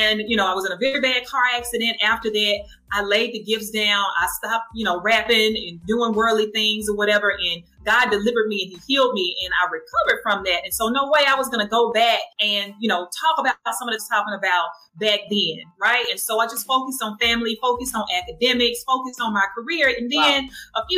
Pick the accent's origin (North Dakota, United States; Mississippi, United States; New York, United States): Mississippi, United States; Jackson; I am from Jackson, Mississippi